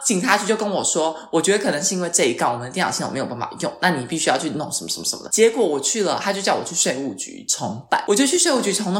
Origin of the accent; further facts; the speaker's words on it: Taiwan; moved away as an adult; now in Milan, Italy; 我一个台湾人